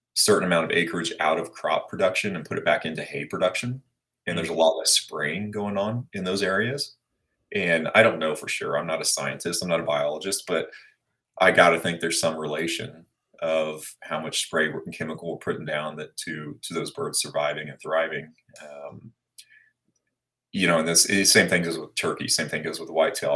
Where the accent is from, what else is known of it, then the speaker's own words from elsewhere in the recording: Blue Springs, Missouri, United States; also born or lived in Abilene, Kansas; I was born in Abilene, Kansas, which is out in the middle of nowhere. But um, as we entered school phase and all that, we moved over actually just across the state line on the Missouri side. Ended up going to high school at Blue Springs, Missouri